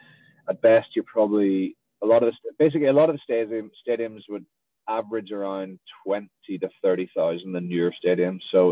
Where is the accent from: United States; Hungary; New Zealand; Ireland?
Ireland; In Ireland, yeah, soccer is.